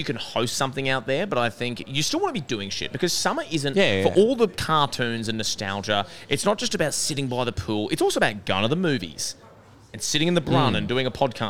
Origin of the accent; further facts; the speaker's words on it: Hawthorne, Australia; I grew up in Hawthorne